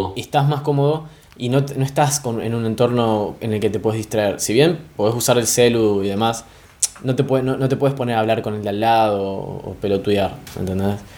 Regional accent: Argentina; yo soy de Argentina

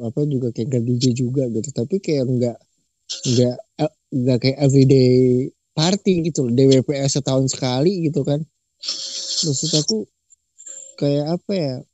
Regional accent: Jakarta, Indonesia; kalau kami ya orang Jakarta menganggap Holy Wings itu sebagai tempat makan sih

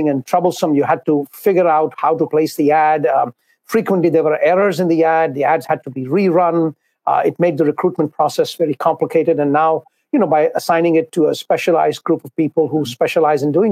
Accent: Mumbai, Maharashtra, India; moved away as an adult; now in New York City, United States; I was born and brought up in Bombay, India. I came here when I was around 20 years of age, and I came to New York City

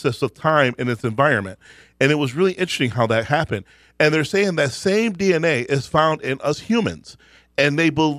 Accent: Canada; I'm a Canuck by birth

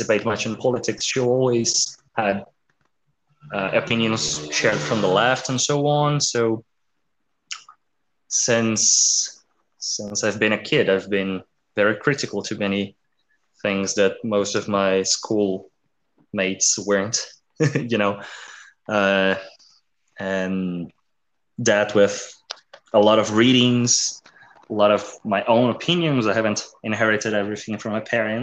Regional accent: South Brazil, Brazil; I'm from South Brazil.

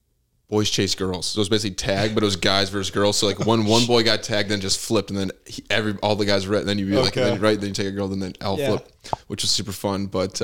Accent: Bartlett, Illinois, United States; I grew up in Bartlett, but I went to a private school.

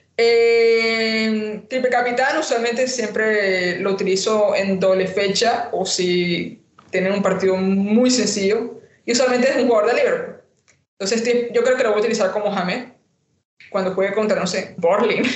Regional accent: Colombia; de Colombia

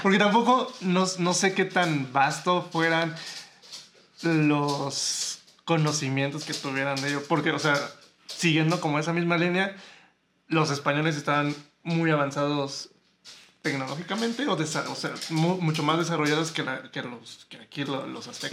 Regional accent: Mexico; mexicanos tenemos una cultura eh, muy rica

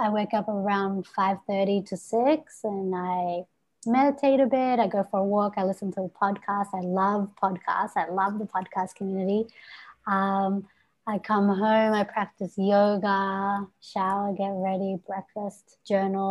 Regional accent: Melbourne, Victoria, Australia; I am from Melbourne, Australia.

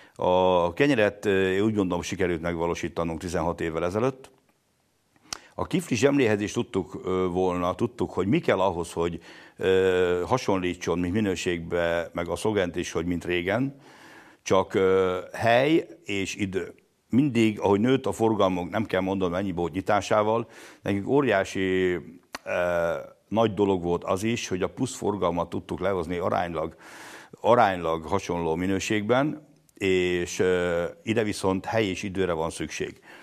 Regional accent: Lipót, Győr-Moson-Sopron, Hungary; Lipót egy 800 lelkes település, ahol abban nőttem fel

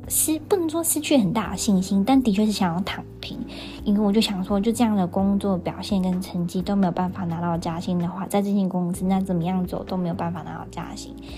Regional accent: Taiwan; also born or lived in Australia; 我们台湾人在澳洲打工度假，呃，有时候会受到不友善的眼光啊、对待啊、言语啊等等

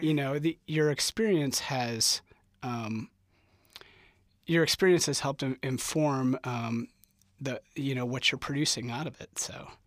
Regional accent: St. Charles, Missouri, United States; moved away as an adult; now in Lawrence, United States; I'm from Saint Charles, Missouri

